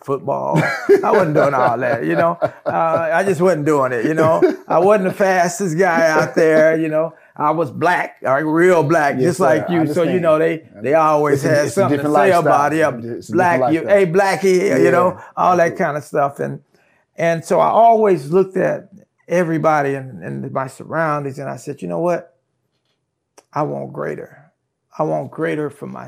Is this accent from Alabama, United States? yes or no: no; Brookshire, Texas, United States; also born or lived in California / Katy, Texas; I'm from a little town here in Texas called Brookshire, Texas.